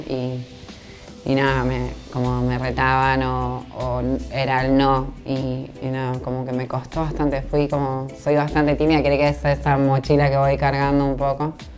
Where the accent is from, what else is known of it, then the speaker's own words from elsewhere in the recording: Villa Gobernador Gálvez, Santa Fe, Argentina; Me crié en Villa Bernador Galvez. Eh, bueno, estuve como hasta los seis años ahí